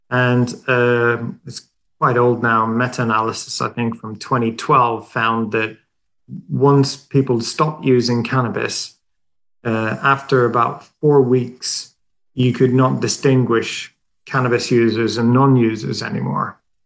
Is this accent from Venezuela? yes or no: no; Sweden; moved away as an adult; now in London, United Kingdom; I'm Swedish. I grew up in Sweden